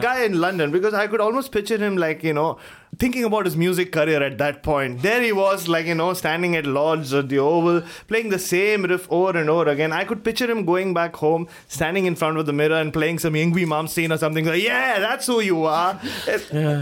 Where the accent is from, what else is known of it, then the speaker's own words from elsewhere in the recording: Mumbai, Maharashtra, India; growing up in Bombay